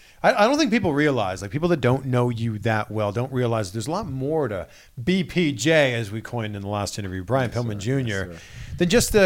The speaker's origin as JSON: {"language": "English", "country": "Canada", "said": "I'm from Canada."}